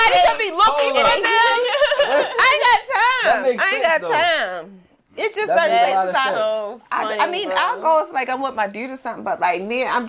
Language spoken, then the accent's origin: English; Baltimore, Maryland, United States; I'm from Park Heights.